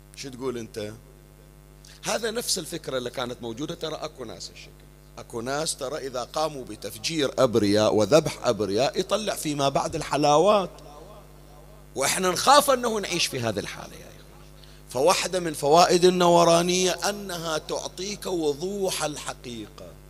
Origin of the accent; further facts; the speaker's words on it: Bahrain; أيام المنامة عندنا في البحرين